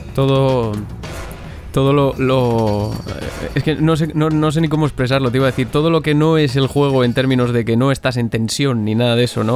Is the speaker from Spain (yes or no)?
yes; Zamora, Castile and León, Spain; yo soy de Zamora.